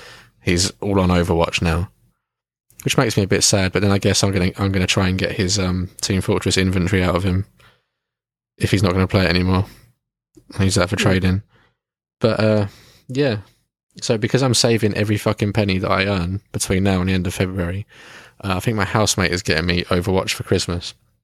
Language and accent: English; Kent, South East England, United Kingdom; we're both from Kent.